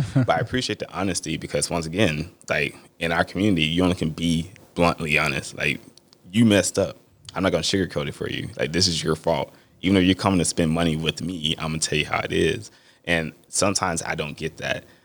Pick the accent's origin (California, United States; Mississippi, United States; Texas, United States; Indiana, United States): Mississippi, United States; I'm from Mississippi